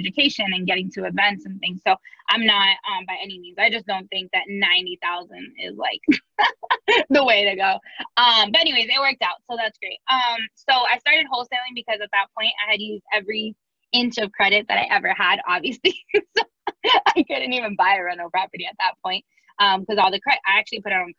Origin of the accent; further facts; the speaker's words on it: Miami, Florida, United States; now in St. Louis, United States; I'm originally from Miami